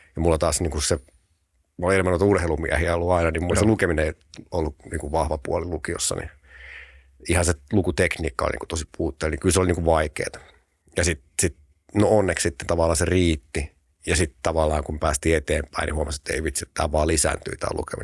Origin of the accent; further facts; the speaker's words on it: Tampere, Pirkanmaa, Finland; also born or lived in Riihimäki; mä oon syntynyt Tampereella, sitten semmoinen musta hetki, mä asunut Riihimäellä nuoruuden, mutta sitten sit, mä en kerro koskaan kenellekään, mutta sit mä oon syntynyt Tampereella ja asunut Tampereella